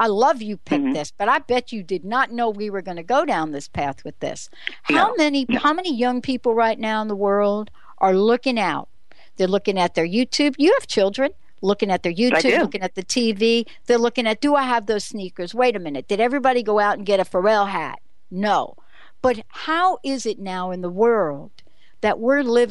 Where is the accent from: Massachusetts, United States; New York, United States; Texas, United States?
New York, United States; New York City; this is me growing up in the Bronx. I had the Bronx written all over me.